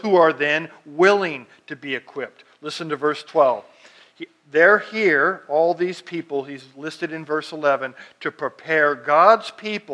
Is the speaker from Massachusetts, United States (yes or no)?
no; Fresno, California, United States; I grew up out in the Fresno area